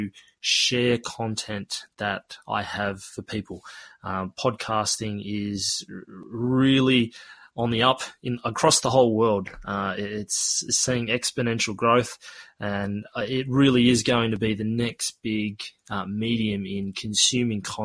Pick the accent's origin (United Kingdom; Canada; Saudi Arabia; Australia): Australia; accent: Australian; I do have an Australian accent, and you may be curious as to why is there this Australian guy trying to teach me how to speak te reo Māori. Well, look, I was born and raised here in Australia